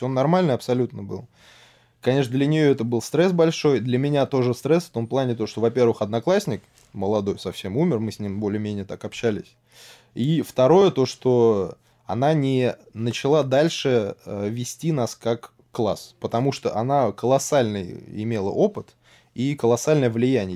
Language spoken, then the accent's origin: Russian; Serpukhov, Moscow Oblast, Russia; Город Серпухов. И э, рос я в, так сказать, медицинской, наверное, семье